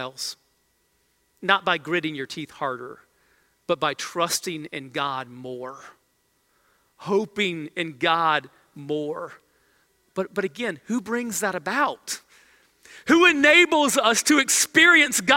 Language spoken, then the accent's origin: English; United States; as American believers